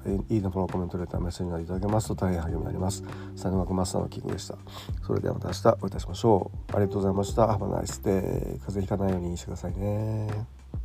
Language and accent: Japanese; Kyoto, Japan; now in Tokyo, Japan; 僕があの京都の出身ですけども